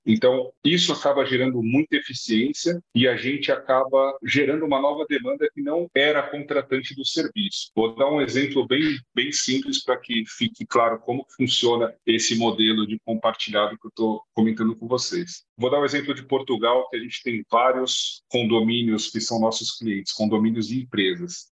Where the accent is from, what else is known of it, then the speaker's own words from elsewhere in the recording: Brazil; que sou brasileiro